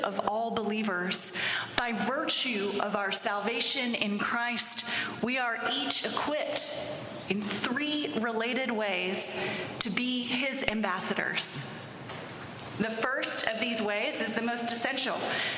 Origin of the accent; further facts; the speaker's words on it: Pittsburgh, Pennsylvania, United States; I was born and raised in Pittsburgh, which is a city of 3 rivers